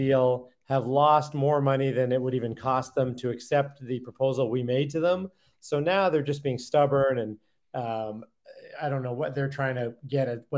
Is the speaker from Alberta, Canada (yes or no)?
yes; Calgary, Alberta, Canada; moved away; grew up in what is not a small town, a million people, but a town in Canada that most people don't think about, Calgary